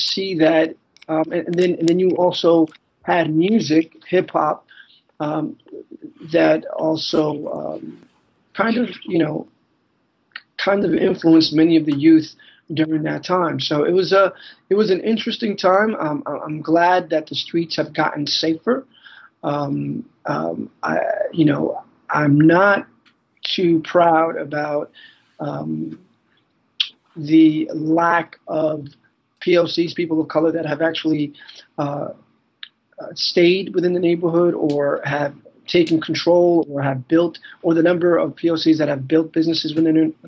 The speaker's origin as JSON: {"language": "English", "town": "New York City", "region": "New York", "country": "United States", "tie": "born or raised there", "also_born_or_lived": "Buffalo, New York", "said": "born and raised in Manhattan, New York City, son of Dominican immigrants"}